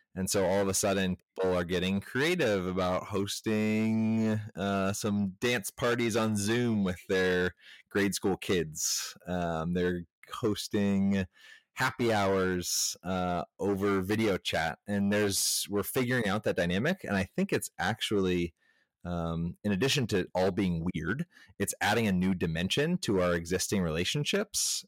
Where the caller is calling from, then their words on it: Asheville, North Carolina, United States; I am calling in from Asheville, North Carolina